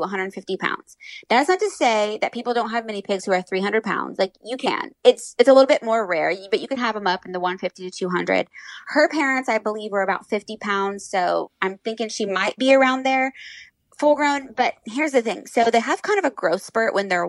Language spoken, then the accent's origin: English; Indiana, United States; I grew up in Indiana around like pig farms